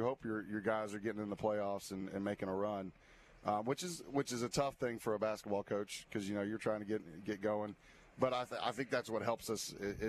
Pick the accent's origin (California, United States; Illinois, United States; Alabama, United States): Alabama, United States; Albertville; also born or lived in Gulf Shores; I'm originally from North Alabama, Albertville, and I, you know, came down here after college and was at Gulf Shores for a couple years, or for about 6 years